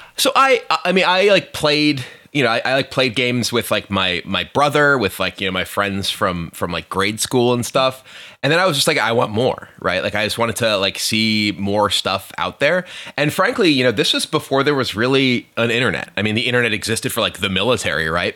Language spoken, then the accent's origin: English; Hampstead, New Hampshire, United States; I grew up in a small town called Hampstead, New Hampshire.